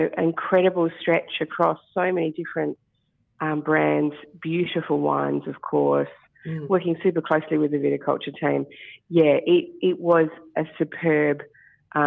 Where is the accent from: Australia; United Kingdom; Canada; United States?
Australia; Barossa, South Australia; I'm from the Barossa originally, and don't live there now, but from the Barossa, and I did a glass washing cash job at St. Hallett when I was probably 16 years old